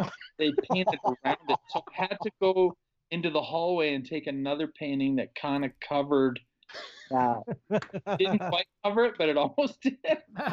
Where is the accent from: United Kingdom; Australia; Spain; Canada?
Canada; moved away as an adult; also born or lived in Burbank, California; now in Arizona, United States; I'm Canadian. So I'm from kind of a smaller city in Canada, and this town kind of mimics my hometown